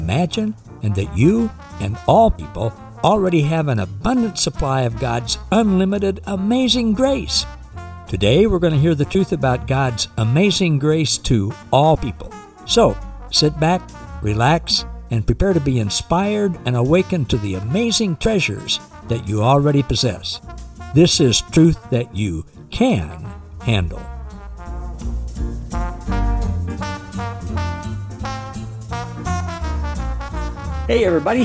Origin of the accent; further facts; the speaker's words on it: the Ozarks, Missouri, United States; I grew up down in the Ozarks in Missouri